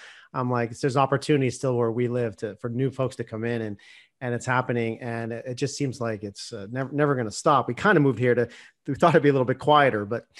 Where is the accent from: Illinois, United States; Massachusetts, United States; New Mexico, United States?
Massachusetts, United States; Boston; I grew up in Boston and so forth.